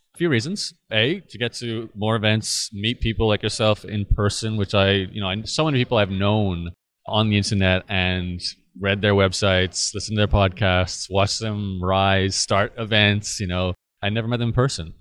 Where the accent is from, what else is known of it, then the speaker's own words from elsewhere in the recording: Australia; living and growing up in Australia